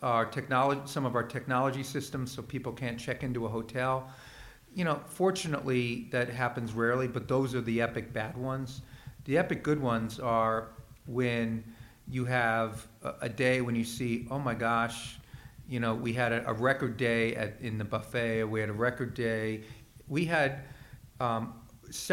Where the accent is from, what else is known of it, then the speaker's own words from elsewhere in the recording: East Coast, United States; moved away; I'm from the East Coast